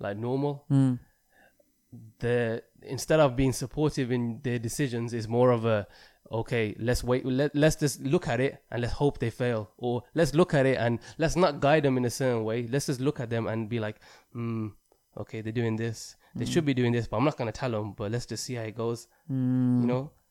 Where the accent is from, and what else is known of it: United Kingdom